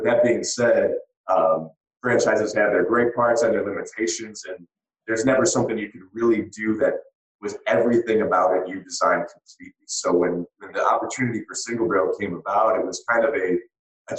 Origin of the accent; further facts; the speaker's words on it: Michigan, United States; my hometown